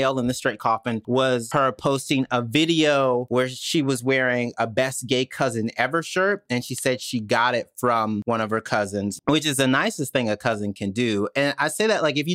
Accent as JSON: {"language": "English", "region": "Mississippi", "country": "United States", "said": "I'm from Mississippi"}